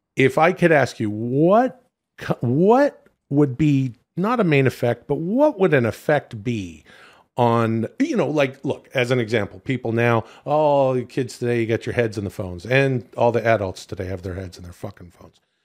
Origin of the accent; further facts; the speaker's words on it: Vancouver, British Columbia, Canada; moved away; it was cool to stay downtown in my hometown